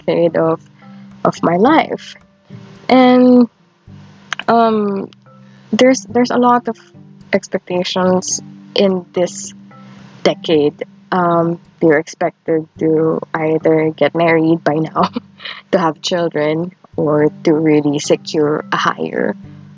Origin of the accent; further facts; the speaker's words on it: Philippines; growing up in the Philippines